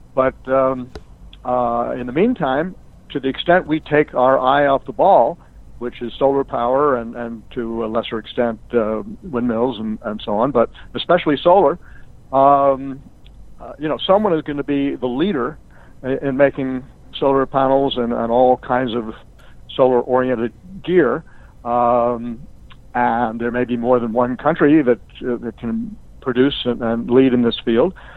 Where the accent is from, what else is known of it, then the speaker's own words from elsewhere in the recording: United States; being an American